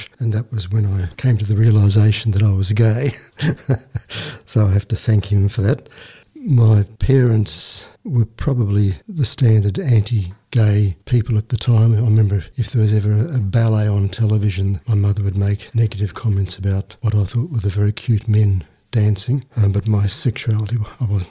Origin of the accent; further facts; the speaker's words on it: Brisbane, Queensland, Australia; I was born in Brisbane, Queensland in 1951